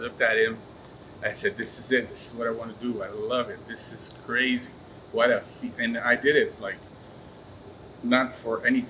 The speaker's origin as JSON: {"language": "English", "town": "Montreal", "region": "Quebec", "country": "Canada", "tie": "born or raised there", "said": "Montreal, right here, downtown. I was born downtown, still downtown."}